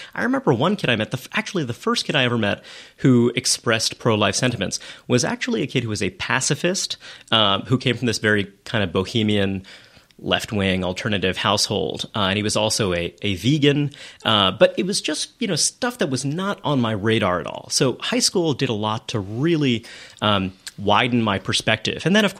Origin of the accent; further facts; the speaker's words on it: New York City, New York, United States; I grew up in Brooklyn. I grew up in Kensington from 9 until I left home for college. And I grew up in Borough Park, a neighborhood that has changed quite a lot.